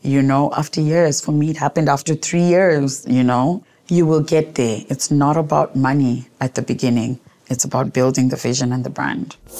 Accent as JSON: {"language": "English", "town": "Gweru", "region": "Midlands", "country": "Zimbabwe", "tie": "born or raised there", "lives_now": "Harare, Zimbabwe", "said": "I grew up in Zimbabwe in a small town called Gweru. I live in Harare now, but I grew up in Gweru"}